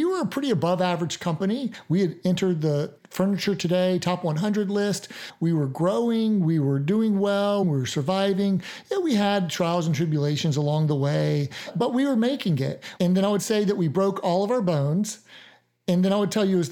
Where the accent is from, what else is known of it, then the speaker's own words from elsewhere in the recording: Mississippi, United States; I'm from Mississippi